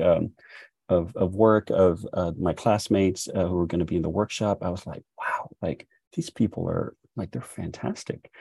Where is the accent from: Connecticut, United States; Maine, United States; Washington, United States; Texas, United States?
Texas, United States; And then I say, "Texas."